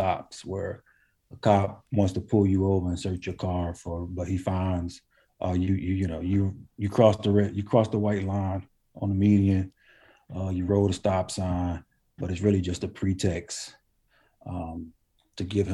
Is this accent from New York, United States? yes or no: no; New Jersey, United States; moved away; I'm from New Jersey originally